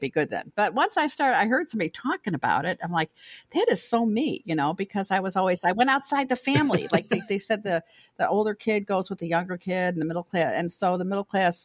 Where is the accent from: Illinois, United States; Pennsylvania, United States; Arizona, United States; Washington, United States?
Illinois, United States; Chicago; also born or lived in Naperville, Illinois; I grew up in Chicago, but then we moved out west to near Naperville area